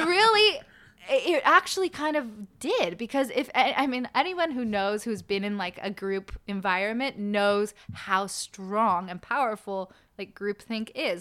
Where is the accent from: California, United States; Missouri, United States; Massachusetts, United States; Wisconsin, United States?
California, United States; Malibu; also born or lived in Los Angeles / New York / Albany; I did make my way to Malibu with my family, and I went to school there